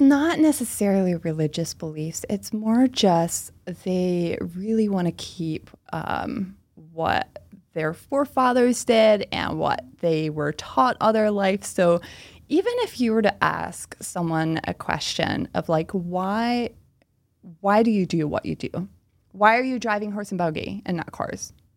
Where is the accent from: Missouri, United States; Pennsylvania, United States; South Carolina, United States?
Pennsylvania, United States; Oxford; first language Pennsylvania Dutch; English is a second language; moved away as an adult; now in Philadelphia, United States; I am from a small town called Oxford, P A, which is in Chester County, Pennsylvania.